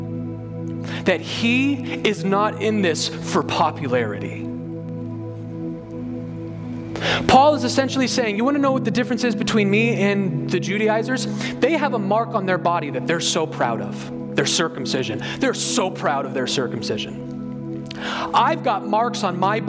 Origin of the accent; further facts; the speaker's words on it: Colorado, United States; I'm from Colorado